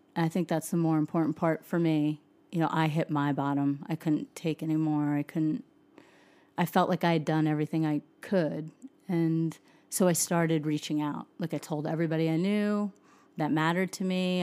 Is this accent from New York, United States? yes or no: yes; Suffern, New York, United States; moved away as an adult; also born or lived in Nashville, Tennessee; now in Utah, United States; a little town called Suffren. It's about an hour outside of Manhattan